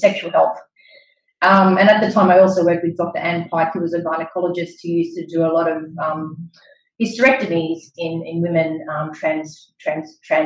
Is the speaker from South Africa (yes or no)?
no; Sydney, New South Wales, Australia; I am a child of Greek migrants to Australia. So I was born and bred in Sydney.